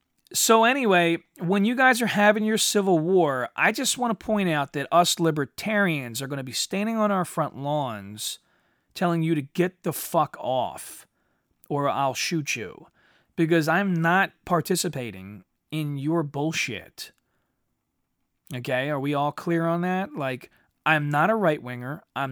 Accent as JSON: {"language": "English", "country": "United States", "said": "I'm an American rebel."}